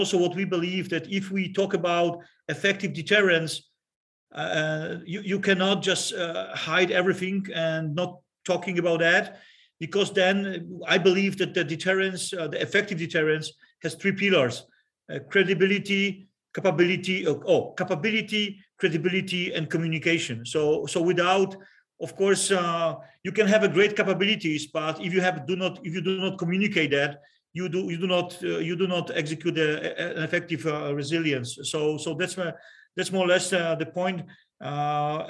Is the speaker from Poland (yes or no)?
yes; Poland; I'm talking from the Polish perspective.